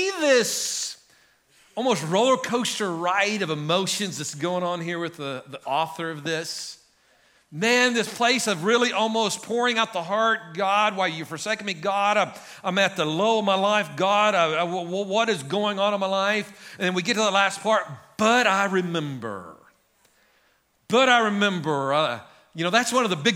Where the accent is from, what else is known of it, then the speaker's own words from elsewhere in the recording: Guymon, Oklahoma, United States; now in Enid, United States; When I grew up in Guyman, I could pretty much go hunt anywhere I wanted.